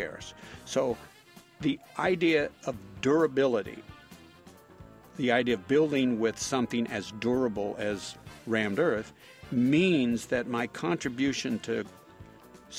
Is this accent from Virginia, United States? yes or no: no; Napa Valley, California, United States; I'm from Napa Valley, so a lot of the work that we do is in the wine country